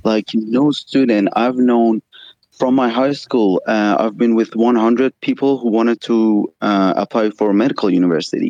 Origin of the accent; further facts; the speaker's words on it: Iran; I'm from Iran. It's actually two thirty here.